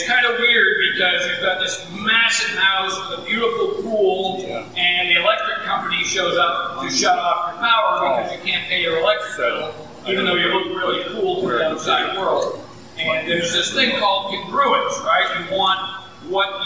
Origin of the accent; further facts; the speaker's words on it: Massachusetts, United States; now in Tennessee, United States; I grew up in Massachusetts